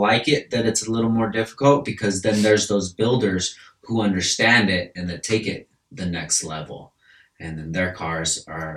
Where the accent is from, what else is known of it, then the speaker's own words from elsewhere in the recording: California, United States; I'm from California, bro. And first and foremost, I'm from California